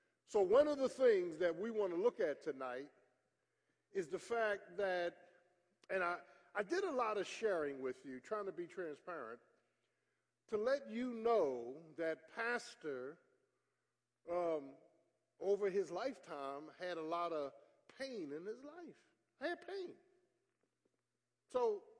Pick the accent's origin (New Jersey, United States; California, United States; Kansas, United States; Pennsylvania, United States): Pennsylvania, United States; Philadelphia; moved away; I'm from Philly